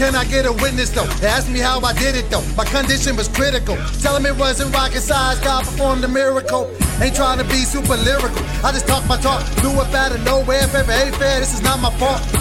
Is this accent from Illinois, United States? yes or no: no; Sacramento, California, United States; I'm from Sacramento, that is not the bait. Put some respect on my city